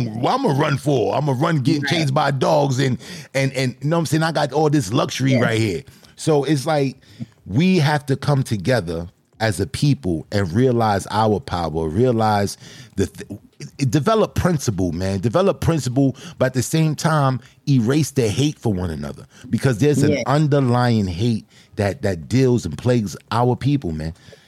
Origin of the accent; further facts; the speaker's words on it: Brooklyn, New York, United States; And you don't mess with me because I'm from Brooklyn?